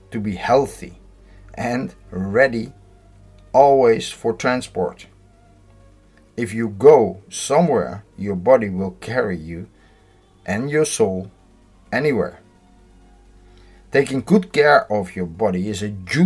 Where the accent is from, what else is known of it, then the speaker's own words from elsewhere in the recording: Netherlands; I'm from the Netherlands.